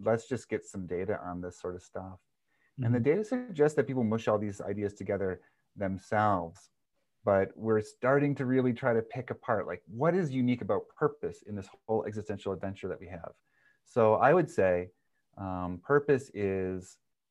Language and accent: English; the North Star State, Minnesota, United States; I'm from the North Star state